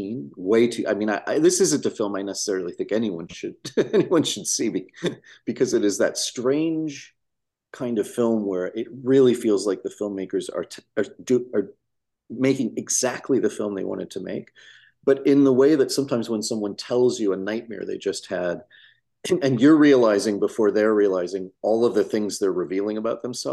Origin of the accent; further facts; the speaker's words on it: Midwest, United States; I grew up in the 80s in the Midwest in a small town